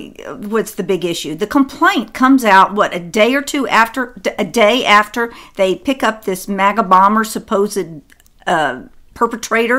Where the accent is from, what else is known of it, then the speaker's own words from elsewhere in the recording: Broward, Florida, United States; I'm from Broward, Florida, and we call it Broward County.